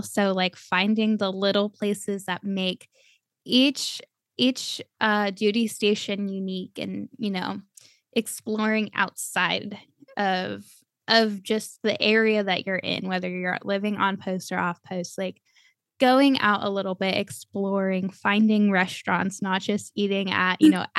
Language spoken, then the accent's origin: English; Cleveland, Ohio, United States; born there; also born or lived in Texas / Florida; I was born in Cleveland. My most memorable years are in Texas. I've lived in Florida the longest.